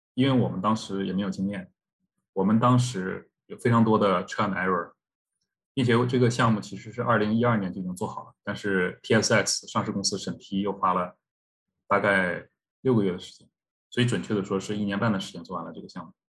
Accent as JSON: {"language": "Chinese", "country": "China", "moved": "yes", "lives_now": "Canada", "said": "我们作为中国人的骄傲是来自于 ，呃，祖国的强大"}